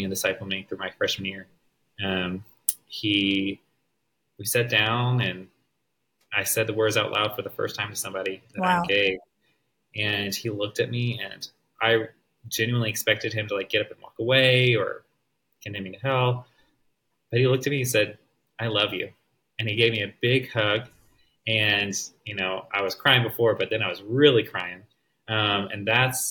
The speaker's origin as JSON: {"language": "English", "region": "the South", "country": "United States", "tie": "born or raised there", "said": "growing up in the South"}